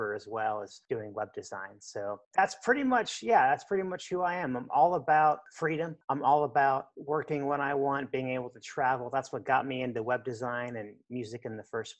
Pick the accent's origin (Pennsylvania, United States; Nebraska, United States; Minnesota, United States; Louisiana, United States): Nebraska, United States; Lincoln; also born or lived in McAllen, Texas / Mexico; I was born and raised here in Lincoln